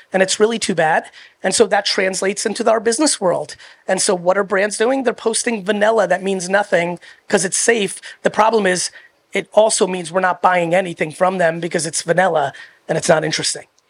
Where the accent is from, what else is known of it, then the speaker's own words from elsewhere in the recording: United States; also born or lived in Soviet Union; I was born in the Soviet Union, and then I came to America when I was three